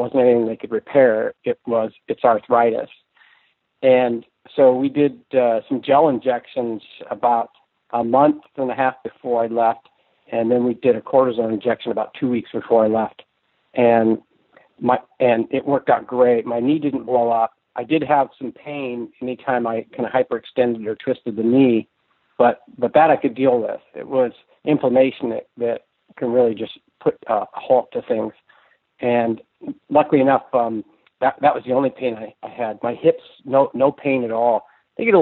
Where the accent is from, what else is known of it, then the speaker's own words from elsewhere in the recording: San Francisco Bay Area, California, United States; now in Anacortes, United States; I grew up in California, in the San Francisco Bay Area